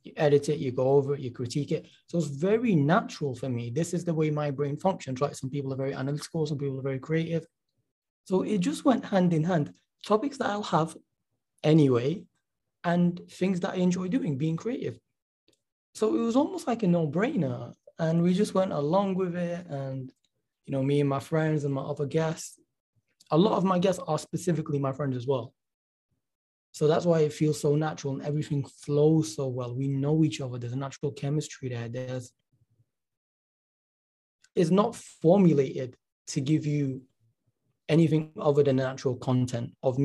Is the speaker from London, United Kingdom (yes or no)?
no; Manchester, North West England, United Kingdom; because I am from Manchester, England, you know, from the UK, Manchester, England